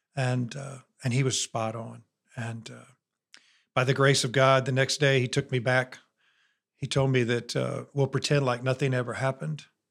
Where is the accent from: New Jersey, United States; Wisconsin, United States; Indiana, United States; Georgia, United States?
Indiana, United States; near Notre Dame; born or raised there; moved away as an adult; now in Alabama, United States